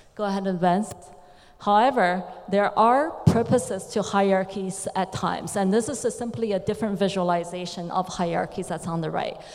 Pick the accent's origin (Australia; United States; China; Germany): China; I come from China.